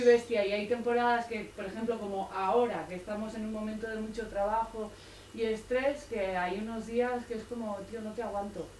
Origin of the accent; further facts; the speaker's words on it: Tolosa, Basque Country, Spain; moved away; also born or lived in Barcelona; yo soy de Tolosa, del País Vasco, y habíamos vivido 15 años en Barcelona